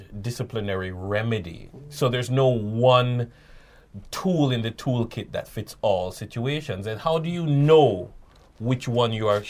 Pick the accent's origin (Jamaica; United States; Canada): Jamaica; we as Jamaican people